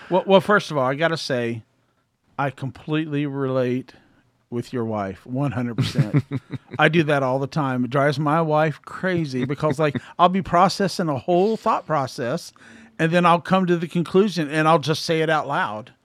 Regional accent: Columbus, Ohio, United States; I grew up in Columbus, Ohio.

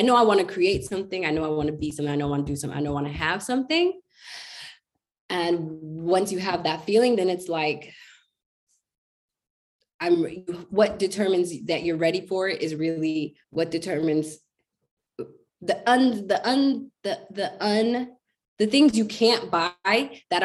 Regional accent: United States; an American Black girl

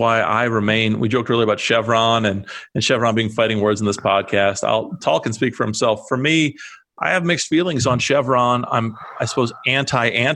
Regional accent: Iowa, United States; I'm from Iowa

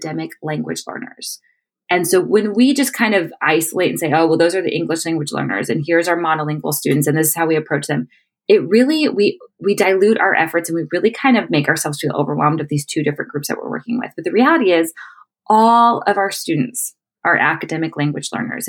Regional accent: Chicago, Illinois, United States; moved away as an adult; now in Panama City, Panama; I am from Chicago, born and raised

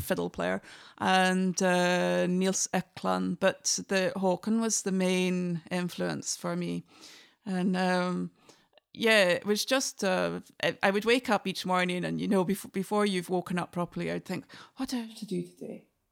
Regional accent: Inverness, Scotland, United Kingdom; first language English; moved away as an adult; also born or lived in Oslo, Norway; now in Norway; I'm from the north of Scotland. I'm from Inverness. And, um, I was brought up with fiddle

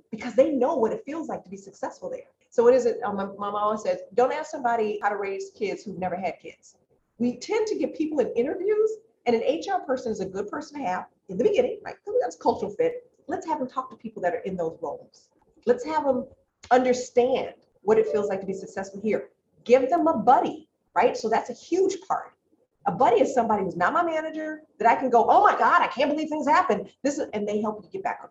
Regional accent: Chicago, Illinois, United States; I grew up in Roseland on the south side of Chicago

